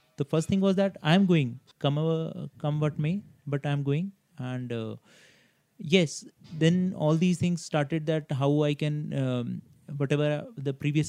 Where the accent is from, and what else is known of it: India